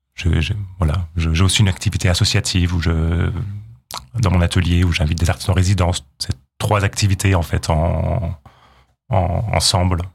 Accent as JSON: {"language": "French", "area": "Jura", "region": "Bourgogne-Franche-Comté", "country": "France", "also_born_or_lived": "Hautes-Vosges", "moved": "yes", "lives_now": "Vosges, France", "said": "Je viens du, du Jura"}